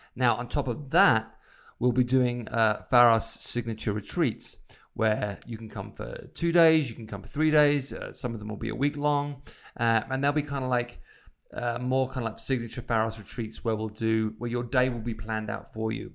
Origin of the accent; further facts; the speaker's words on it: Isle of Wight, South East England, United Kingdom; now in Idyllwild, United States; my time growing up on the Isle of Wight